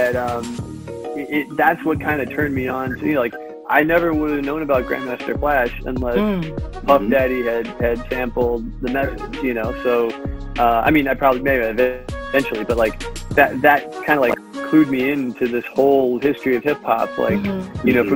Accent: New York, United States; I grew up in New York

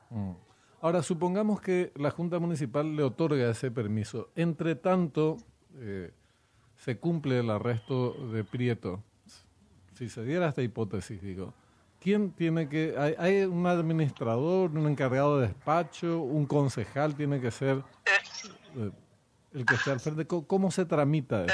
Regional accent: Corrientes, Argentina; now in Paraguay; yo soy correntino, nací en Corrientes

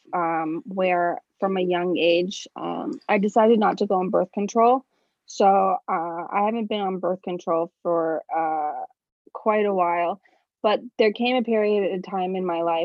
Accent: New York City, New York, United States; now in Stockholm, Sweden; I'm originally from New York, New York City.

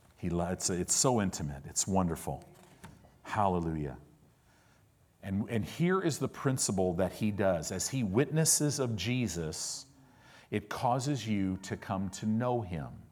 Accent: Illinois, United States; also born or lived in Oklahoma; now in Southern California, United States; I live in Southern California. I paid my dues. I lived in the Midwest. I grew up in Illinois

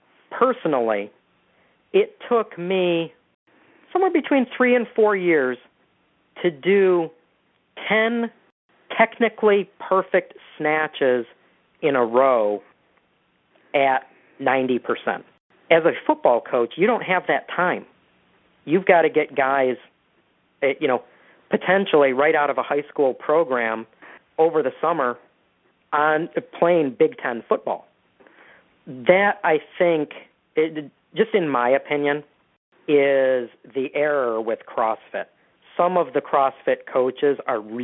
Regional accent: Detroit, Michigan, United States; I'm from Michigan originally. I grew up in the Detroit area

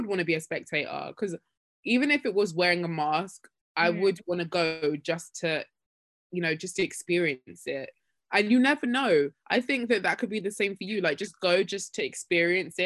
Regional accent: Nigeria; I'm this Nigerian girl, raised in a Christian home

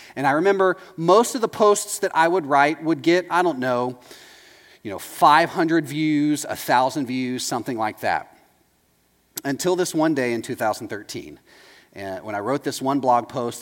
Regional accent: Texas, United States; moved away as an adult; now in Orlando, United States; I'm from Texas.

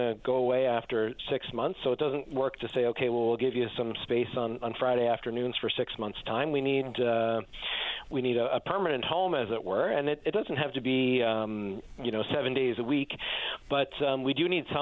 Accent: Newfoundland and Labrador, Canada; I'm from Newfoundland, and most of my family is here, and it's home for me

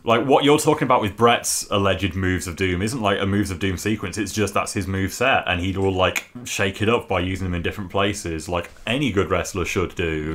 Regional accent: England, United Kingdom; as an English wrestling fan

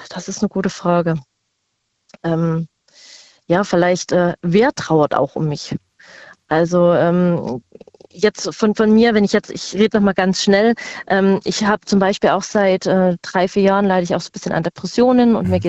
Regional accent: Saxony, Germany; born or raised there; now in Rhineland-Palatinate, Germany

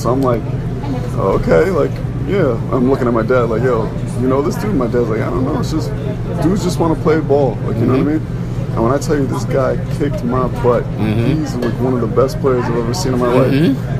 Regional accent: Westchester, New York, United States; I'm like 13 years old. So I'm, you know, I'm from Westchester

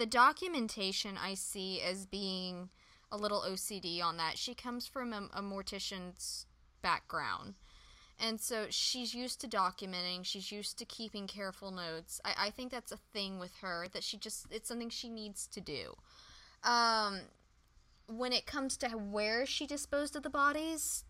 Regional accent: San Antonio, Texas, United States; I grew up in San Antonio, Texas

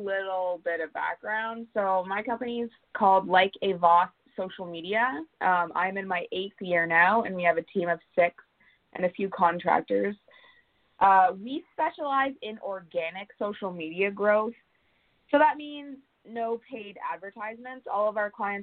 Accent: Kingston, Ontario, Canada; moved away as an adult; now in Vancouver Island, Canada; I'm originally from Kingston, Ontario, and I made the move out here 5 months ago

